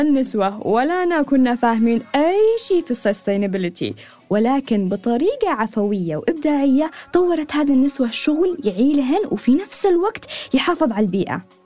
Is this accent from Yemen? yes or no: yes; Yemen; وأنا صغيرة في اليمن